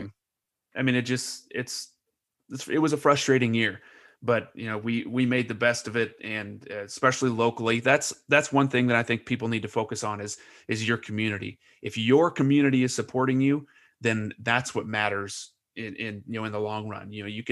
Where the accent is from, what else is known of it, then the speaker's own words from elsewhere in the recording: Lebanon; When we grew up in Lebanon, we didn't care what anybody looked like.